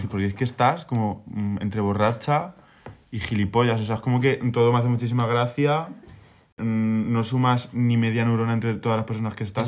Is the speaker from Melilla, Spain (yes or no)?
no; Minaya, Castilla-La Mancha, Spain; moved away; yo estaba en mi pueblo, que es Minaya, en Albacete